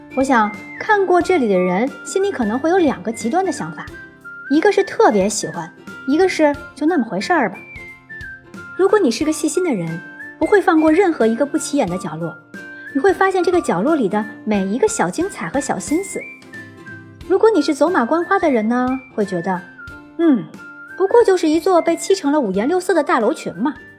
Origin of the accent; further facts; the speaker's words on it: Beijing, China; 我这个北京人